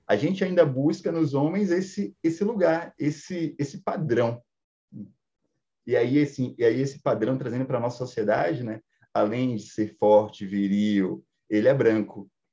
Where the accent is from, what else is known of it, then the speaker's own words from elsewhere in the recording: Salvador, Bahia, Brazil; eu sou da periferia de Salvador, é, porém, uma criação muito machista